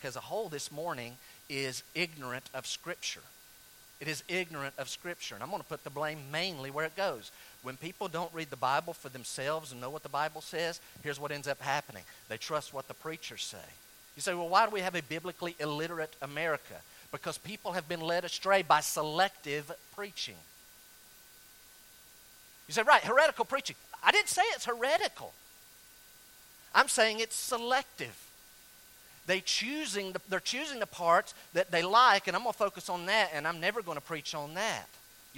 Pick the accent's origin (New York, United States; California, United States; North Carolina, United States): North Carolina, United States; where I grew up in North Carolina